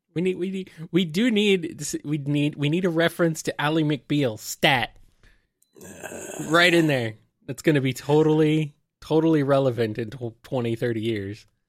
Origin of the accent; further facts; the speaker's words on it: United States; I am American